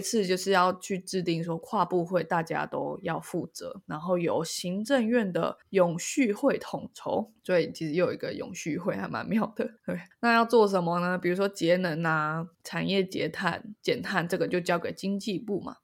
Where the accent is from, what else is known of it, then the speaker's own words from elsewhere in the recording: Taiwan; 我觉得我们台湾人最熟悉的应该是农民跟渔民吧。